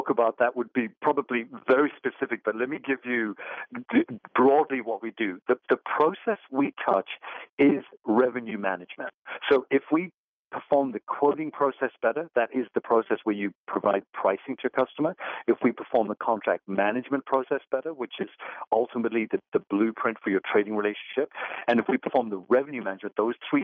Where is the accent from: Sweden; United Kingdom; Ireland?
United Kingdom; England; now in United States; I'm originally from England